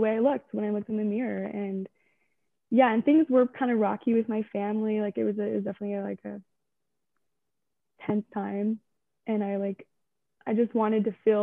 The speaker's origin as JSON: {"language": "English", "town": "Delta", "region": "Utah", "country": "United States", "tie": "born or raised there", "also_born_or_lived": "Salt Lake City, Utah", "said": "Born and raised in Delta, Utah"}